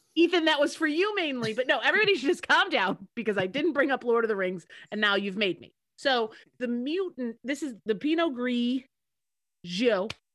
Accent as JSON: {"language": "English", "country": "United States", "said": "I'm the American sitting in a kiddie pool in France"}